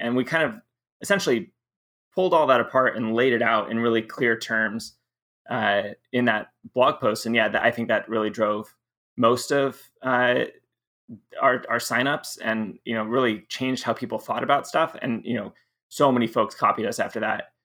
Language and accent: English; Southern California, United States; also born or lived in Michigan; most of my middle school and high school is in Southern California